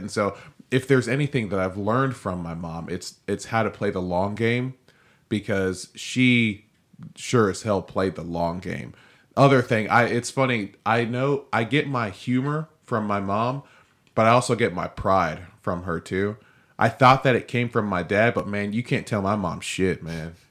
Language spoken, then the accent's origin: English; Nigeria; I'm Nigerian.